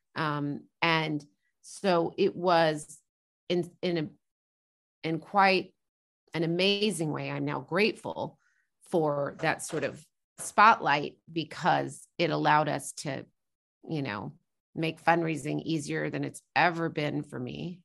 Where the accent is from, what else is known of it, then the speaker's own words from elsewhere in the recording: Norman, Oklahoma, United States; also born or lived in New York / New Jersey; because I grew up in a college town, I would say, you know, Norman, where I grew up